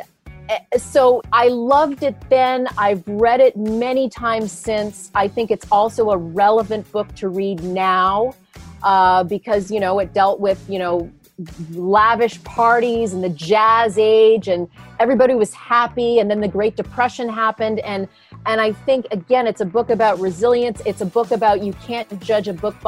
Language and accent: English; Canada; moved away as an adult; also born or lived in New York City; now in Long Island, United States; a girl growing up in Canada and having the American dream happen. And I live on Long Island